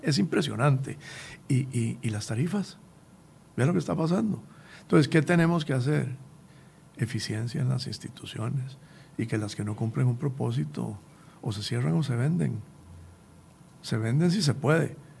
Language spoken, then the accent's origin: Spanish; Costa Rica; como costarricenses